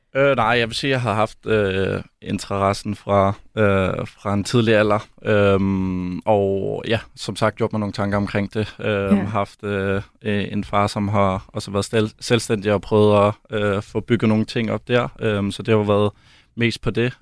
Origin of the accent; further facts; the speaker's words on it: Denmark; moved away as an adult; also born or lived in Belgium / Germany; hjemme i Danmark